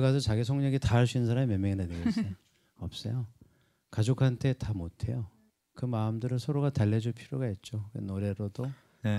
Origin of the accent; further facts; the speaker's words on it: Jeju Island, South Korea; moved away; 제주도가 고향인데